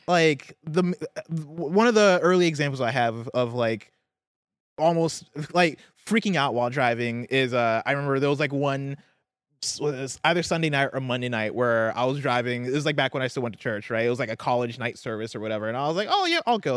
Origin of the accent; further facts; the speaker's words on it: Midwest, United States; also born or lived in Seattle; now in Bay Area, United States; I'm from the Midwest